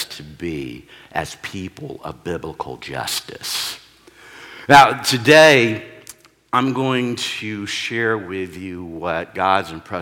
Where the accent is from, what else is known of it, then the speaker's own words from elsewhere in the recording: Texas, United States; also born or lived in New Hampshire / Oklahoma; now in Oregon, United States; I'm originally from Texas